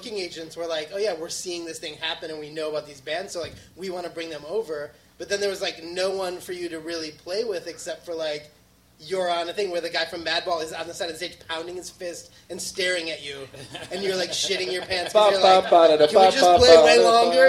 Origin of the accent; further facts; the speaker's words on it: Madison, Wisconsin, United States; I grew up in Madison, and we were really close to Milwaukee